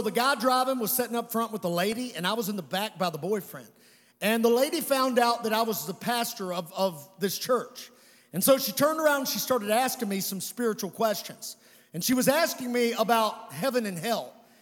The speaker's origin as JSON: {"language": "English", "region": "Western Kentucky", "country": "United States", "said": "I'm from Western Kentucky"}